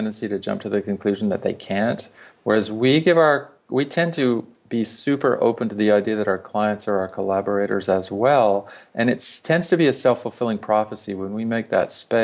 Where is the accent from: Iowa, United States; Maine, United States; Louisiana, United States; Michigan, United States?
Louisiana, United States; South; moved away as an adult; I grew up in Louisiana, in South Louisiana